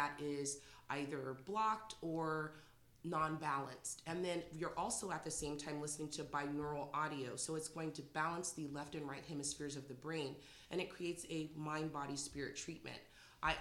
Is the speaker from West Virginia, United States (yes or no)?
no; San Jose, California, United States; moved away as an adult; now in Morgan Hill, United States; I am from San Jose originally, but I've been living in Morgan Hill for the last 12 years